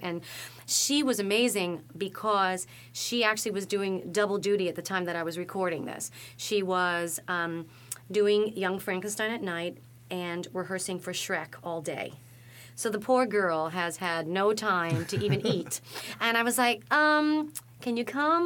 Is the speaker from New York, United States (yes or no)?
yes; New York City, New York, United States; I'm from the Bronx